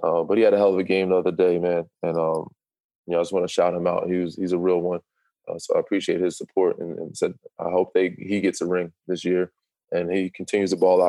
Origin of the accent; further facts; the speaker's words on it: Canada; Yeah, I'm still a Canadian. Don't get me wrong. I love Canada. I love Toronto.